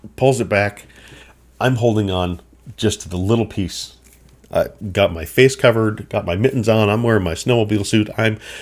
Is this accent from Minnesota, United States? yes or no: yes; McGregor, Minnesota, United States; I grew up in Minnesota